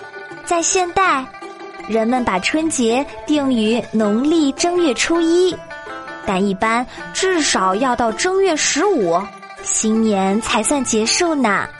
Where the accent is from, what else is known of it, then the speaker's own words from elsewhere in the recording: China; 可以说是我们中国人一年一度的狂欢节和永远的精神支柱